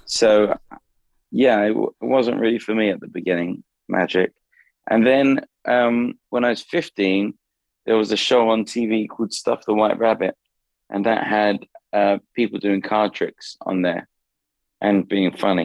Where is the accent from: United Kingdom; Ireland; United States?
United Kingdom; London; moved away; Southeast London. That's where I grew up. My parents are still in the same house